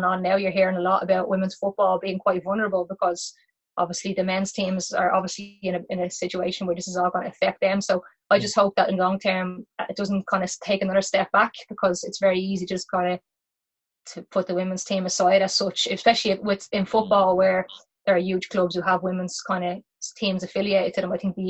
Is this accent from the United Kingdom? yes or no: no; Ireland; Like most parents growing up in Ireland, bringing their kids everywhere.